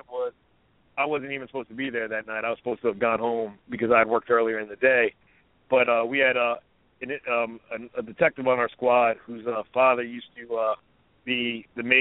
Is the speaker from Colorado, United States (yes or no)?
no; New Jersey, United States; moved away as an adult; also born or lived in Baltimore; I'm from New Jersey originally